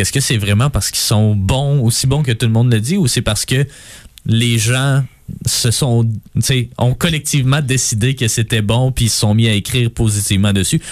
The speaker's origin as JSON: {"language": "French", "region": "Quebec", "country": "Canada", "said": "tous les Québécois, on, ressent"}